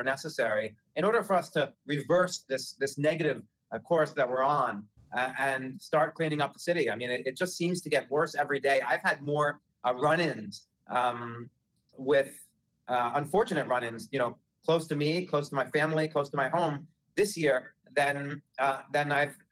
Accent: New York City, New York, United States; I'm born and raised in Greenwich Village. I've lived here my whole life.

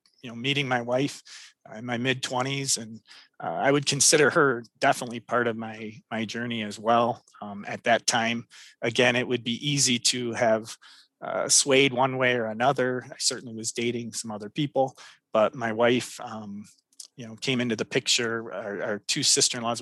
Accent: Royal Oak, Michigan, United States; I grew up in Royal Oak, Michigan

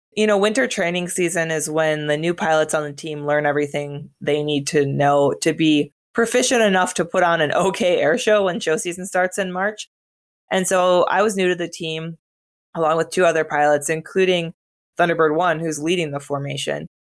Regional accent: northern Wisconsin, United States; moved away as an adult; my hometown was in northern Wisconsin, about four thousand people, so pretty small

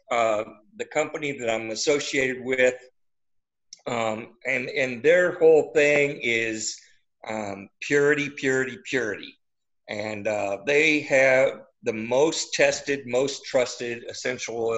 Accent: Midwest, United States; now in Wentzville, United States; I was born and raised in the Midwest

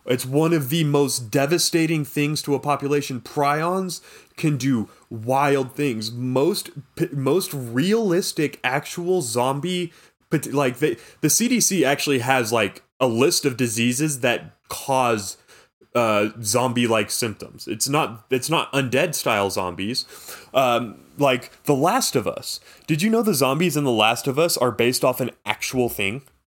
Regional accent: California, United States; I'm Californian American

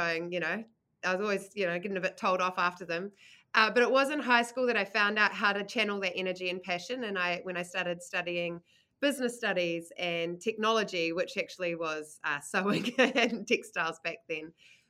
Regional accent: Manurewa, New Zealand; also born or lived in United States; I grew up in Manurewa in the kind of wop-wops of Tauranga, and then got an opportunity when I was 10 to move to the US, where I went to elementary and middle school for 4 years, and then decided I wanted to come back to Aotearoa

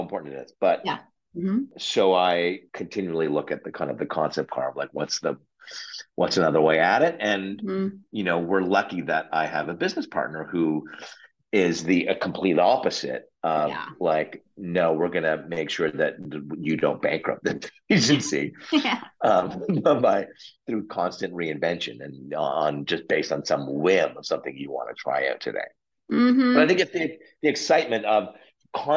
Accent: Oshawa, Ontario, Canada; I grew up in Canada's Flint, Michigan, called Oshawa, Ontario

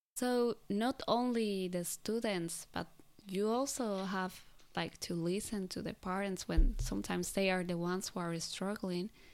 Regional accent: Colombia; now in Japan; I come from Colombia

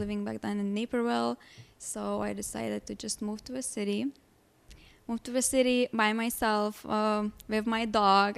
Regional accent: Lithuania; English is a second language; moved away as an adult; now in Chicago, United States; I was born and raised in Lithuania, moved here in Chicago almost ten years ago.

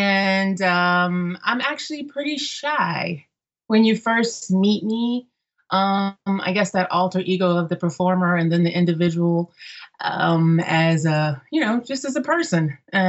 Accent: Germany; My mom sang as I grew up in Germany, so my mother often performed at the military clubs.

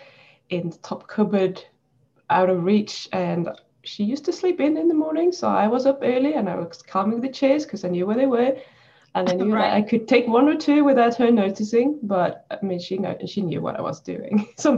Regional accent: Sweden; now in New Zealand; I'm in New Zealand now, but I'm Swedish from the beginning. So I grew up in Sweden

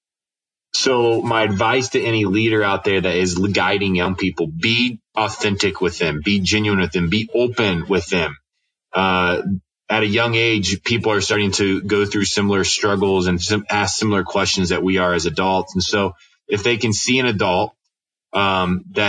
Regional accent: Winona Lake, Indiana, United States; I grew up on Winona Lake

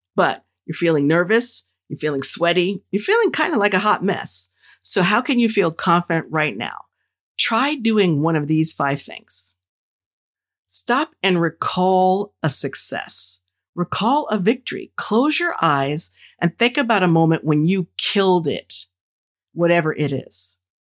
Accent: New Jersey, United States; the folks who I grew up with in Jersey

